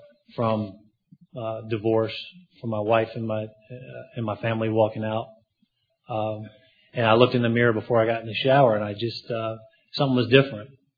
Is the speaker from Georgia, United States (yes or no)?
yes; Atlanta, Georgia, United States; moved away; I'm from Atlanta, Georgia